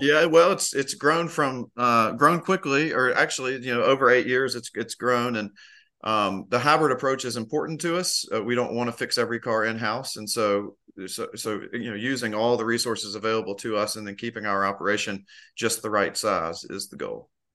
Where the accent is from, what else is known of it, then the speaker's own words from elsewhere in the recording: Memphis, Tennessee, United States; now in Asheville, United States; Memphis, Tennessee.